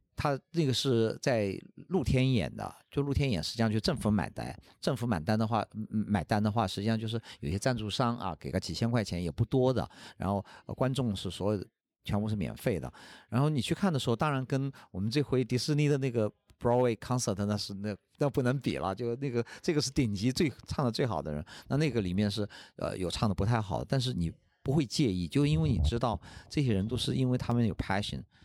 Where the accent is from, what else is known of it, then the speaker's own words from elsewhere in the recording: China; 我们中国人